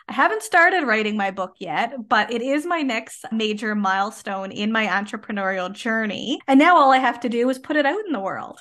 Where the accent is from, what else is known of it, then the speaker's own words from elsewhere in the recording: Canada; I am a Canadian social worker